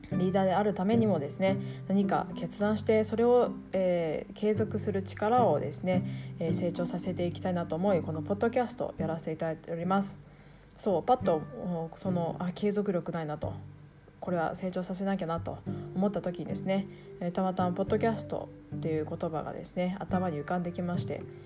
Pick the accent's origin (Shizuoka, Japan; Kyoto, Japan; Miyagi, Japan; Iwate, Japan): Iwate, Japan; moved away as an adult; also born or lived in New Zealand / Tokyo, Japan; 出身は岩手県、えー、高校まで岩手におりました